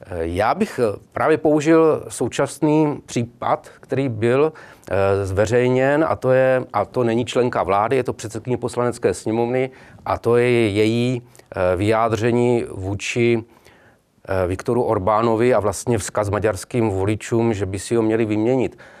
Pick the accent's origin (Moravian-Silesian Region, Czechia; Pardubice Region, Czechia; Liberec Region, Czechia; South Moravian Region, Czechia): South Moravian Region, Czechia; Brno; Já jsem konkrétně z Brna